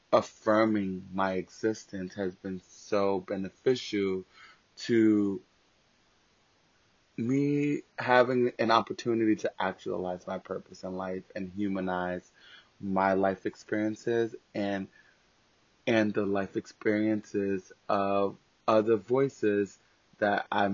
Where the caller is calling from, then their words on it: New York City, New York, United States; I am calling from New York City, living and existing during the COVID-19 pandemic